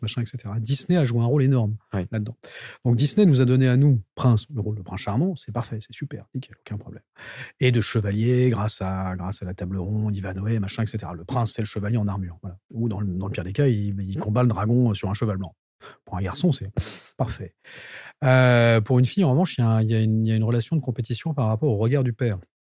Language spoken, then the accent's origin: French; Val d'Oise, Île-de-France, France; j'ai grandi dans le Val d'Oise